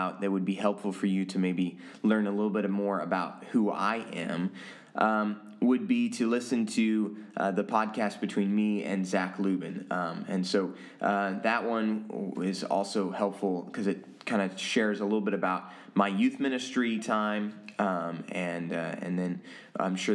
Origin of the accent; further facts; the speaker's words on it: Oregon, United States; also born or lived in Taiwan / Manila, Philippines; My mom's two sisters and then some of my dad's family, really, really close, all lived in Oregon. And so I grew up getting to know my cousins really, really well.